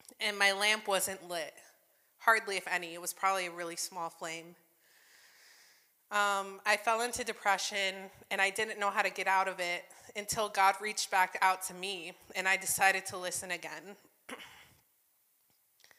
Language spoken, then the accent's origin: English; New Jersey, United States; now in Michigan, United States; I was growing up in Jersey.